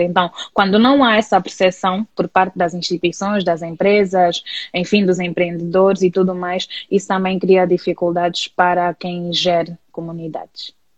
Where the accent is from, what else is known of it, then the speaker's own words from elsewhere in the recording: Luanda, Luanda Province, Angola; sou natural de Luanda e vivo aqui desde que nasci.